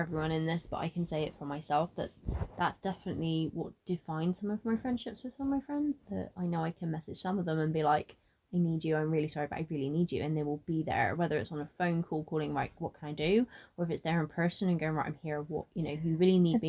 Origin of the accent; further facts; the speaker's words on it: Bristol, South West England, United Kingdom; I am originally from Bristol, and I'm born and bred there. I've lived there very much most of my life